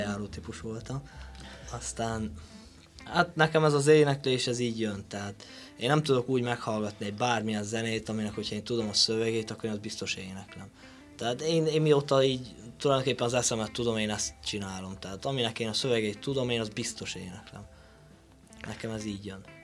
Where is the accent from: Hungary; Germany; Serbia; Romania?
Romania; Sălacea, Bihor County; én onnan származom